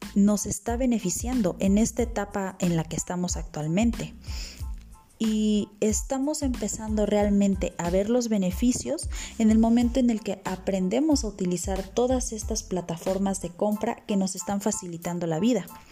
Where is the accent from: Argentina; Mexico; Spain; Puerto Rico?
Mexico; como buenos mexicanos